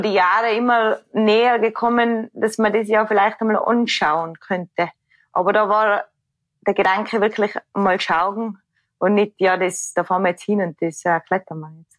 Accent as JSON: {"language": "German", "region": "Tyrol", "country": "Austria", "said": "ich bin aus dem Tirol"}